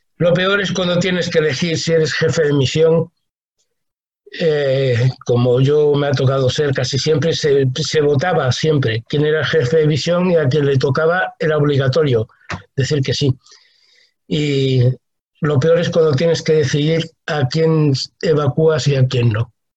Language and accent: Spanish; Spain; moved away as an adult; also born or lived in Cuba; yo, que soy castellano, eh, eh, mesetario, mucho frío en invierno y mucho calor en verano